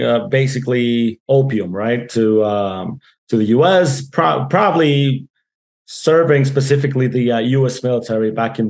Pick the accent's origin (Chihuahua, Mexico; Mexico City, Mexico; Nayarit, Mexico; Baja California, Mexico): Chihuahua, Mexico; Ciudad Juarez; also born or lived in El Paso; that's my hometown. I was born here 36 years ago. And I'm not sure if I can call myself a Juarense because I go back and forth